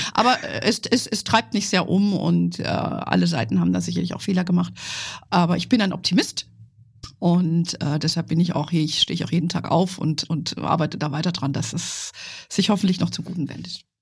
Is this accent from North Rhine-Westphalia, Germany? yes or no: no; Fulda, Hesse, Germany; moved away; ich komme ja aus ursprünglich aus Fulda